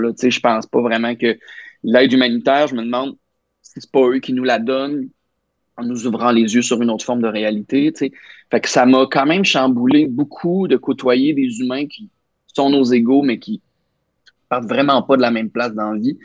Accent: Nicolet, Quebec, Canada; moved away as an adult; now in Montreal, Canada; j'allais à l'église jusqu'à comme 18 ans, euh, catholique, la belle cathédrale de Nicolette

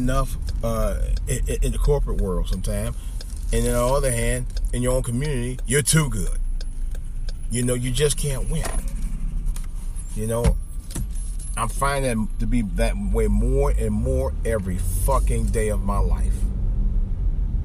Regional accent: Cleveland, Ohio, United States; It's really my second hometown, but it's as much my hometown as the entire city of Cleveland itself. East Cleveland

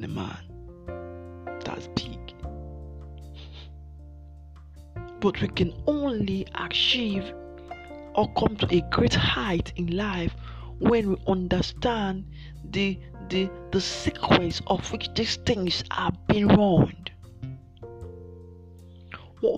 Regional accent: Nigeria; I'm from Nigeria.

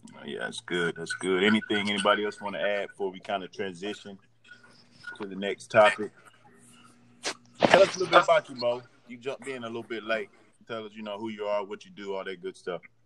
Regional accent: Durham, North Carolina, United States; I'm from the Bull City too, uh, also known as Durham, North Carolina

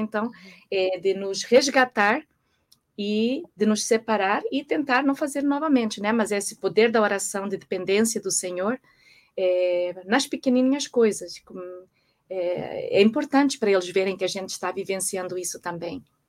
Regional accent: Portugal; moved away as an adult; also born or lived in Brazil / Singapore / Madrid / United States; nasci em Portugal, é, muitos anos fora do país, é, desde que me casei

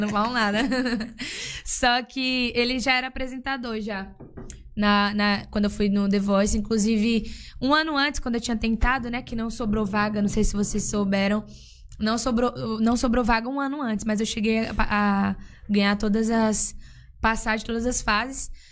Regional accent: Northeast Brazil, Brazil; moved away; eu nasci no Nordeste eu ouvia o que tocava no Nordeste

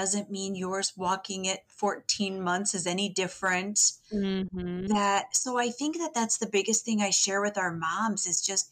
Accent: Eastern Iowa, United States; moved away as an adult; now in South Dakota, United States; I actually grew up in Iowa, Eastern Iowa.

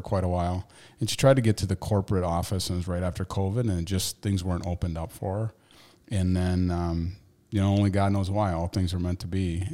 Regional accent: Waterville, Maine, United States; growing up in Waterville, nineteen ninety-two graduate

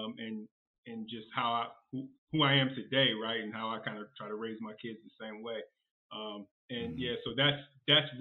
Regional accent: Virginia, United States; I'm from Virginia, so, born and raised

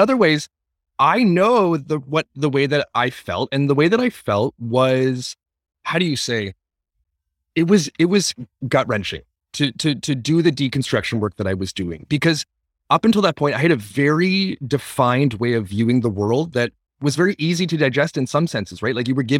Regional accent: Toronto, Ontario, Canada; I grew up, born and raised in Toronto, Ontario, and I come from a family of five. I'm the youngest of five, and I have three brothers and a sister

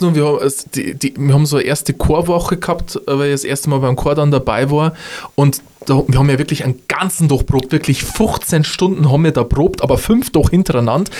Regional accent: Upper Palatinate, Bavaria, Germany; bei uns in der Oberpfalz

